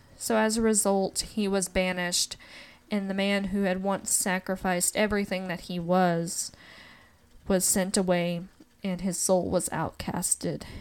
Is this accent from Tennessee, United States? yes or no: yes; Appalachia, Tennessee, United States; growing up in the South and growing up in the Appalachian region